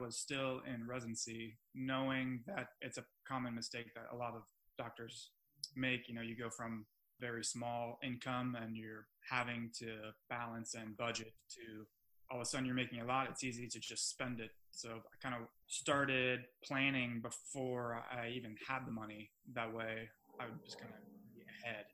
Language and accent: English; South Florida, United States; moved away as an adult; also born or lived in Oklahoma City; I'm from South Florida, big city